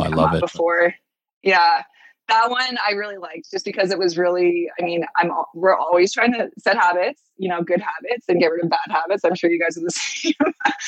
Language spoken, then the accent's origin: English; Edmonton, Alberta, Canada; also born or lived in Calgary; I've been in Edmonton almost my whole life. The only part of my life I wasn't in Edmonton was when I was born in Calgary, though